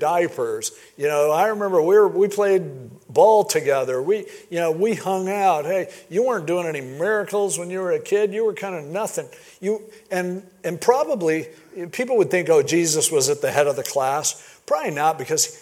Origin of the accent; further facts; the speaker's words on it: Stanton, California, United States; growing up in Stanton, California